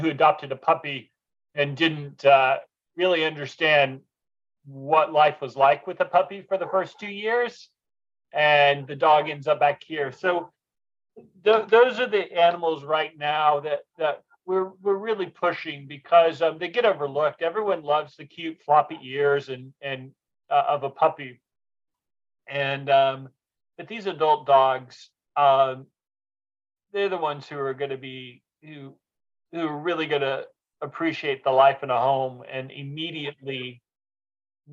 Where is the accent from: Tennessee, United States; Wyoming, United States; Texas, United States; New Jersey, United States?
Texas, United States; moved away; Texas, where I was originally from.